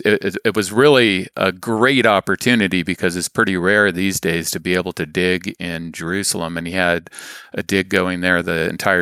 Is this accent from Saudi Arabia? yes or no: yes; Saudi Arabia; I was raised in the Middle East. My dad was a engineer and worked for an oil company in Saudi Arabia. So I grew up exploring the desert.